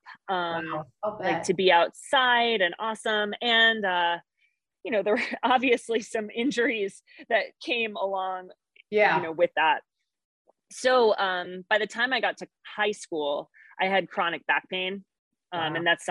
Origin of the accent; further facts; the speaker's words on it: East Coast, United States; moved away as an adult; now in Montana, United States; I'm an East Coaster, born and raised